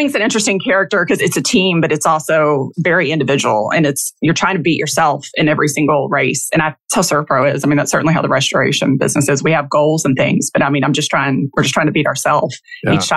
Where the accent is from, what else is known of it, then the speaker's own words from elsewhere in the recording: Kentucky, United States; I'm from Kentucky, basketball country and football now, and even baseball.